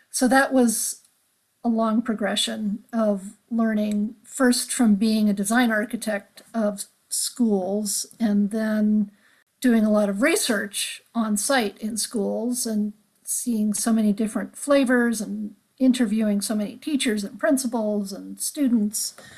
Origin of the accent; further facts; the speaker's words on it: Los Angeles, California, United States; growing up in Los Angeles that I loved where I lived